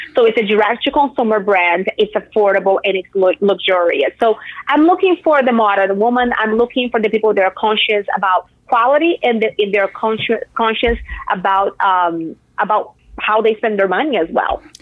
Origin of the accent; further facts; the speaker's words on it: Brazil; moved away; I'm from Brazil